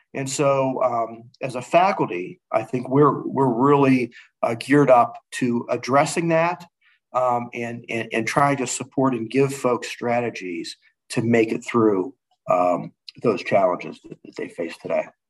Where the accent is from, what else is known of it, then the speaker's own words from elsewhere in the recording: Pittsburgh, Pennsylvania, United States; moved away as an adult; now in Dallas, United States; I'm from Pittsburgh